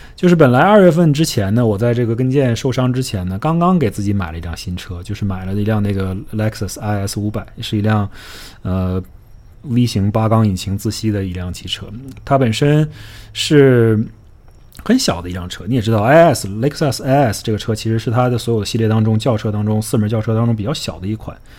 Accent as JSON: {"language": "Chinese", "region": "Northeast China", "country": "China", "tie": "born or raised there", "accent": "Northeastern", "moved": "yes", "lives_now": "Miami, United States", "said": "用我们东北话来说"}